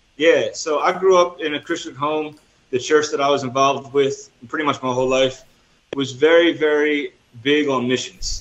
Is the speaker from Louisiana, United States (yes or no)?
no; New Jersey, United States; moved away as an adult; also born or lived in Florida; now in El Salvador; I'm originally from New Jersey, and I mm. studied mm at Southeastern University in Florida. So I lived in Florida for five years as well.